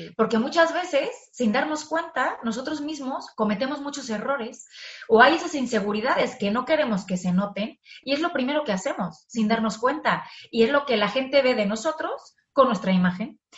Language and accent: Spanish; Mexico; now in Madrid, Spain; yo soy mexicana, pero sí que es verdad que toda mi, mi familia, mis cuatro abuelos, son españoles